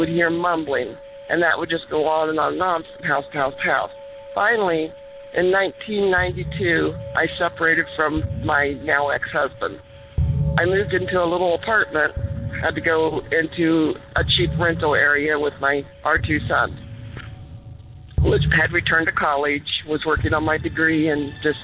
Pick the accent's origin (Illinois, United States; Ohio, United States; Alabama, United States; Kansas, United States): Ohio, United States; Lancaster; also born or lived in Idaho; I grew up in the state of Ohio, born and raised in Lancaster